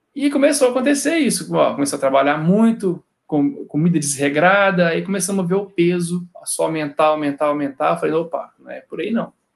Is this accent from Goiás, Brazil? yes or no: no; Cataguases, Minas Gerais, Brazil; moved away as an adult; also born or lived in Juiz de Fora; now in Rio de Janeiro, Brazil; Eu sou mineiro lá do interior de Cataguases, mas é a minha segunda passagem aqui no Rio